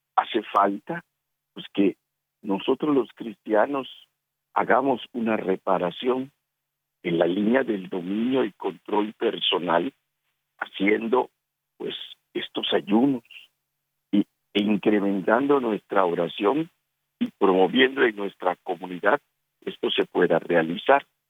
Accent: Yucatán, Mexico; mi tierra, en Yucatán, México

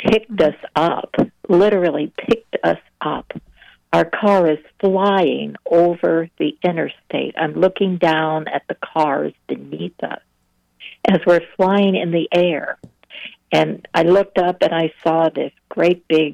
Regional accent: Iowa, United States; moved away as an adult; now in Virginia, United States; I come from the Midwest, actually. I come from Iowa. I live in Virginia now

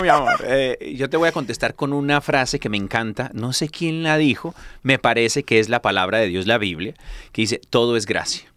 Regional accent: California, United States; yo soy mexicano, pero de California, ¿no? De esos pochos.

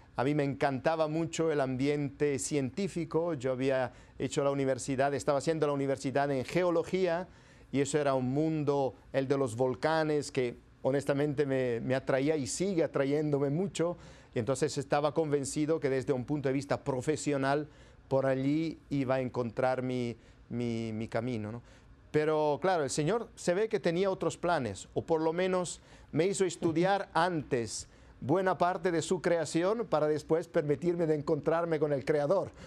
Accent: province of Bergamo, Lombardy, Italy; Spanish is a second language; moved away as an adult; now in Peru; yo soy italiano y nací ahora ya hace 51 años en el norte de Italia, en la provincia y diócesis de Bérgamo

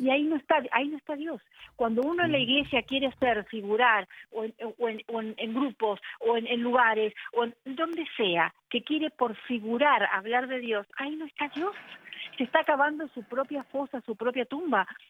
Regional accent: Argentina; en mi país

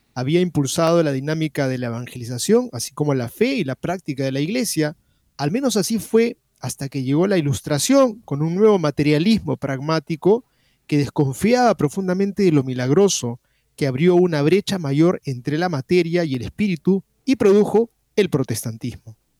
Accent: Peru; aquí en el Perú

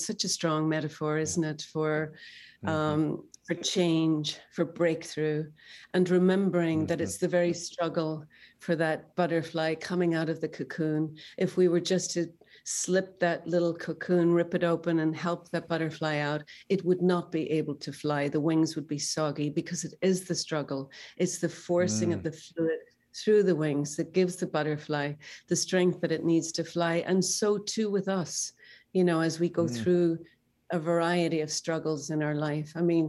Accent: Northern Ireland, United Kingdom; I myself grew up in a war, and I know how scary that can be. I grew up in Northern Ireland

